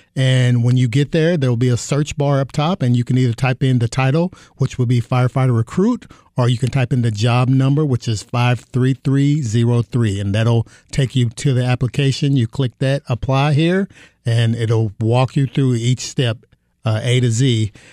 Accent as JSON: {"language": "English", "region": "Kentucky", "country": "United States", "moved": "as an adult", "lives_now": "Phoenix, United States", "said": "I'm from Kentucky"}